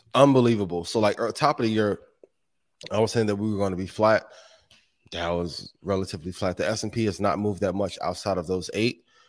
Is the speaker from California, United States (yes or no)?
no; Indiana, United States; That's my hometown, right? A, a home state